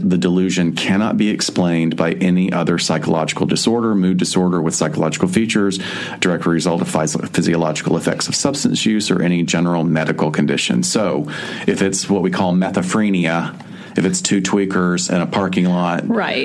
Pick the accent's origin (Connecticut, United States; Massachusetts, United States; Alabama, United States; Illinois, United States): Alabama, United States; accent: Southern; I'm from Alabama